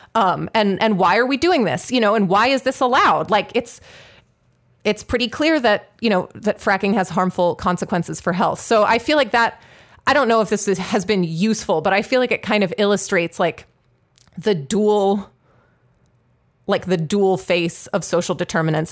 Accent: Pittsburgh, Pennsylvania, United States; Pittsburgh, which, uh, regular listeners will know is my hometown.

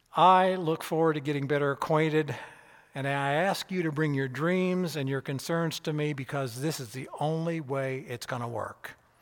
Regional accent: Keokuk, Iowa, United States; moved away as an adult; also born or lived in Peoria, Illinois / Lexington, Kentucky; I was born in Peoria, Illinois, but I was raised in Keokuk, Iowa.

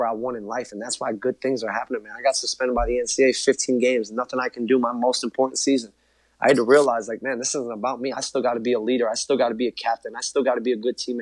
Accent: Chicago, Illinois, United States; growing up in Chicago, being really the biggest Bulls fan

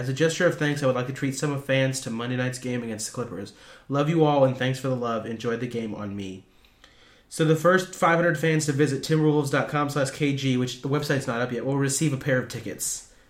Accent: Illinois, United States

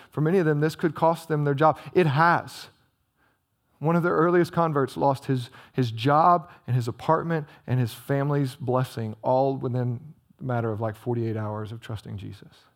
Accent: United States; we as American Christians

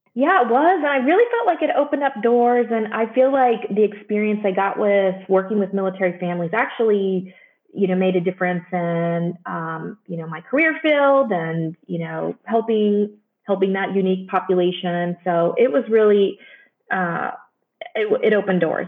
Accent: Joplin, Missouri, United States; moved away as an adult; also born or lived in Chicago / San Antonio / Palo Alto / Dayton, Ohio; now in Cincinnati, United States; I grew up in Missouri, southwestern Missouri, in a town called Joplin.

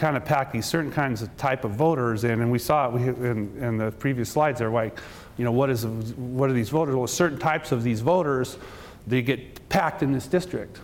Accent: Seattle, Washington, United States; I'm from Seattle

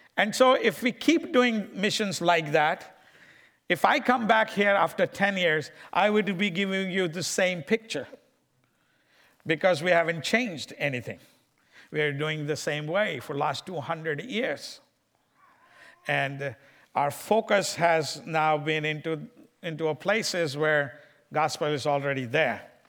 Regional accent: India; moved away; I'm from India and I love my people of India

